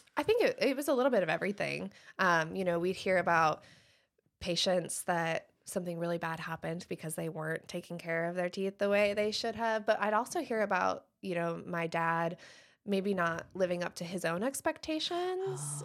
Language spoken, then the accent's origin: English; Michigan, United States; moved away as an adult; also born or lived in Wilmington, North Carolina / Shelby, North Carolina; now in Moore County, North Carolina, United States; I grew up in Michigan